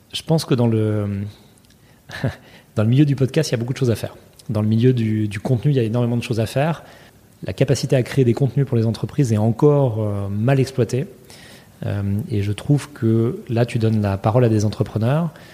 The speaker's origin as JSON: {"language": "French", "country": "France", "moved": "as an adult", "lives_now": "New York, United States", "said": "quand on est français et qu'on vient ici"}